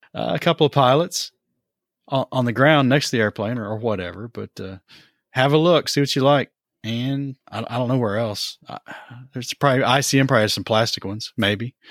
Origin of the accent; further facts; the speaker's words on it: Johnson City, Tennessee, United States; moved away; my hometown of Johnson City